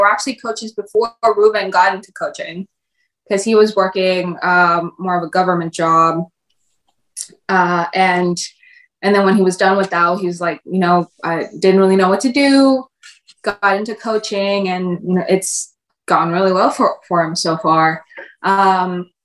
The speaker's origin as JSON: {"language": "English", "region": "Texas", "country": "United States", "tie": "born or raised there", "also_born_or_lived": "Mexico", "said": "I was born in the States, but I started pre-K in Mexico and then we came to Texas and, you know, been here"}